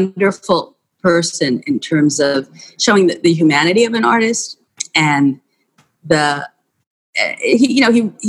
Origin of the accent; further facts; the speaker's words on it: New York, United States; growing up in New York, I took the subway all the time